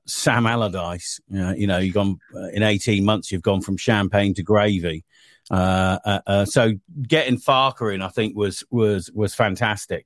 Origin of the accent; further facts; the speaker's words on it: Bournemouth, South West England, United Kingdom; that's my hometown club